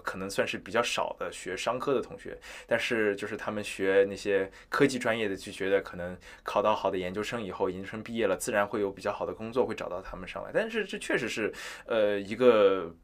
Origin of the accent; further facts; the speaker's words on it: Wuxi, Jiangsu, China; moved away as an adult; now in Los Angeles, United States; 我是比较属于土生土长的这个无锡人嘛，就是二线城市长大的小孩子